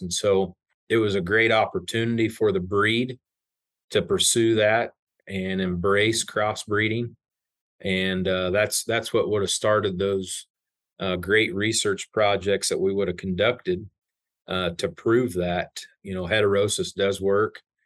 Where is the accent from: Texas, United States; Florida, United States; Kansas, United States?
Kansas, United States; South Central; I grew up in South Central Kansas on a grain and cow calf